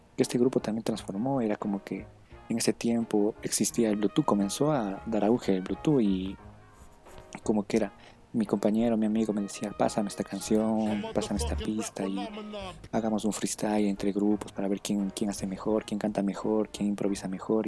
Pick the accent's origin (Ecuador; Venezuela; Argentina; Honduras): Ecuador; la cultura de aquí del Ecuador